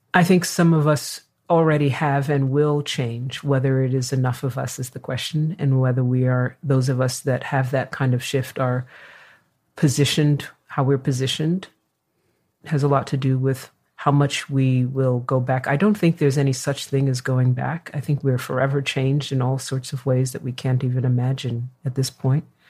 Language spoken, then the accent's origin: English; New York, United States; now in California, United States; I am a New Yorker